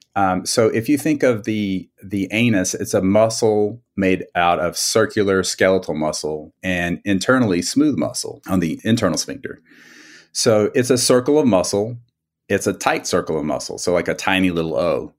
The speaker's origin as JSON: {"language": "English", "region": "South Carolina", "country": "United States", "tie": "born or raised there", "moved": "as an adult", "lives_now": "San Diego, United States", "said": "grew up in South Carolina"}